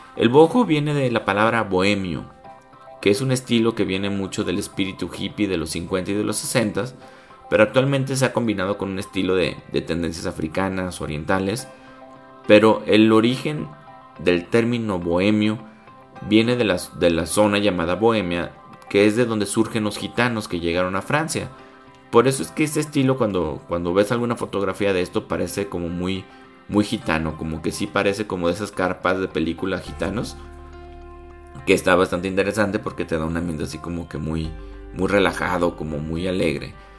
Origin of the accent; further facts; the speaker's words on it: Guadalajara, Jalisco, Mexico; nosotros somos de Guadalajara